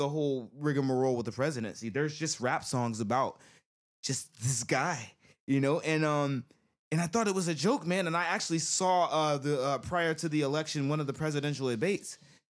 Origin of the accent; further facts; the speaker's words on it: United States; as an American